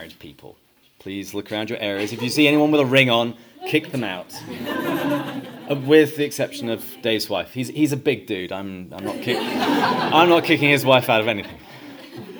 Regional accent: England, United Kingdom; moved away as an adult; now in San Diego, United States; But I grew up in England, and I had a fairly typical English upbringing.

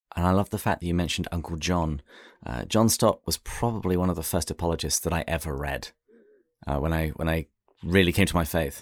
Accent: England, United Kingdom; moved away as an adult; now in United States

